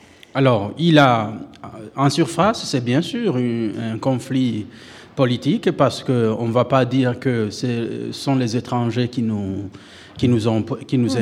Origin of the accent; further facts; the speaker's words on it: Burundi; first language Kirundi; French is a second language; moved away as an adult; now in Switzerland; j'ai quitté le Burundi